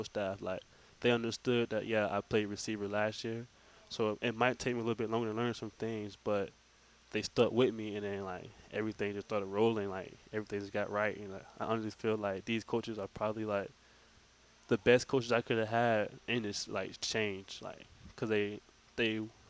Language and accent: English; South Georgia, United States; I'm from South Georgia